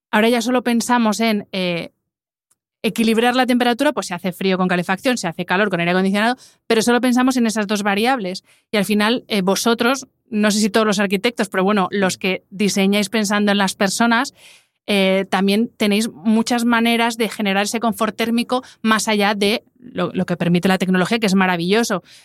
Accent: Madrid, Community of Madrid, Spain; yo que soy de Madrid, que vengo mucho a Valencia

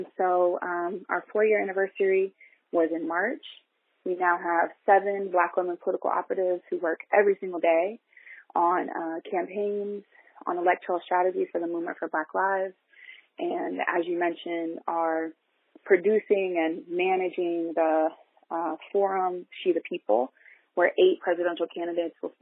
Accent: Columbus, Ohio, United States; We grew up in a really working poor community in Columbus

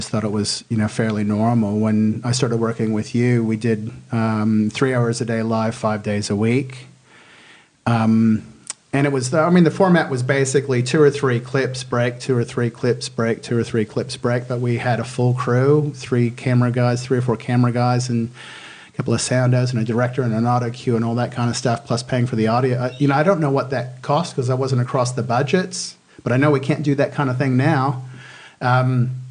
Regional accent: United States; accent: American; moved away as an adult; now in Australia; my American accent

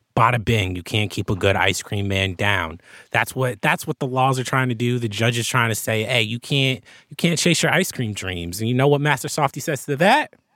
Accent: New Jersey, United States; I grew up in New Jersey

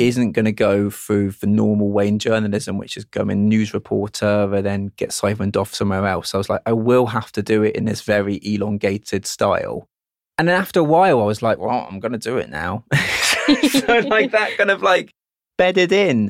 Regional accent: United Kingdom; being British where we're modest about things

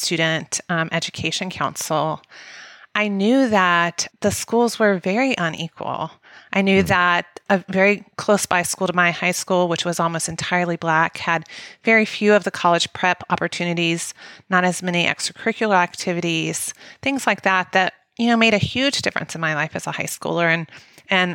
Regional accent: Mobile, Alabama, United States; moved away; I grew up in Mobile, Alabama, which is the largest school district in Alabama

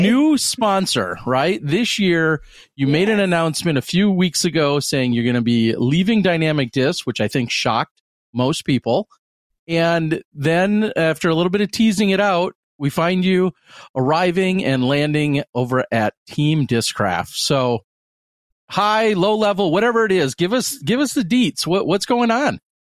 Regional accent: Pewaukee, Wisconsin, United States; I'm in my hometown, Pewaukee which is a western suburb

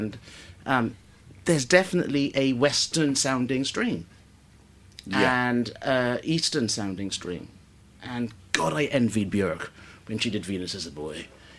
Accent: Guyana; when I was growing up in Guyana in the 80s

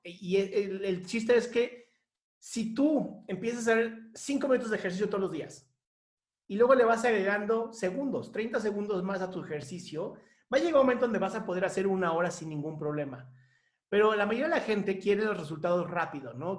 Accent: Mexico; somos un gran equipo y somos nosotros y somos mexicanos

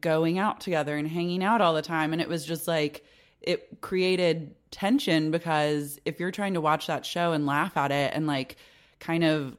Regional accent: Oklahoma City, Oklahoma, United States; moved away as an adult; also born or lived in Chicago; now in Los Angeles, United States; I'm from Oklahoma City.

